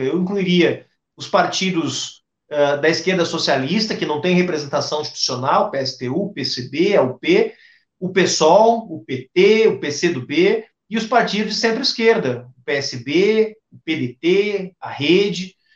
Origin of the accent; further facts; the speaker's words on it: Rio Grande do Sul, Brazil; como bom gaúcho